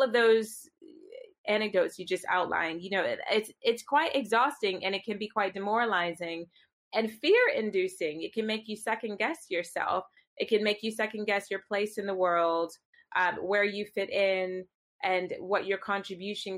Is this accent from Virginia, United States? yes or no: yes; Virginia, United States; moved away as an adult; now in London, United Kingdom; I grew up in Virginia.